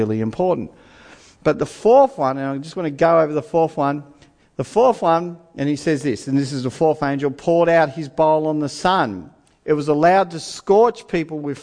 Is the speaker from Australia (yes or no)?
yes; Australia; I'm an Australian